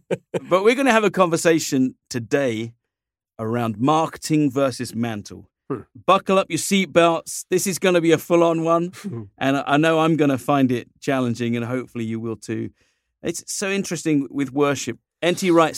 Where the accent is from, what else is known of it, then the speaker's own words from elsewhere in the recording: United Kingdom; it's kind of fun being a Brit and an American locked in a room together.